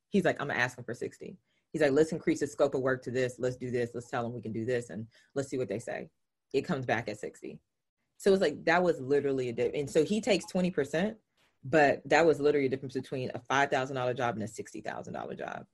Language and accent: English; the South, United States; I'm from the South. So I like I use language slightly different